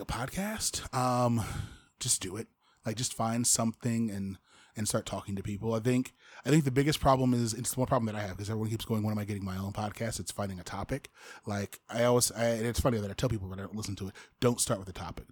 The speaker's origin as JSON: {"language": "English", "town": "Fort Wayne", "region": "Indiana", "country": "United States", "tie": "born or raised there", "moved": "yes", "said": "Fort Wayne, I love my hometown"}